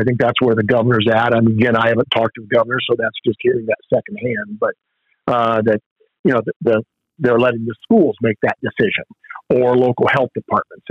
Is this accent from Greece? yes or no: no; Upper Sandusky, Ohio, United States; also born or lived in Columbus; my hometown of Upper Sandusky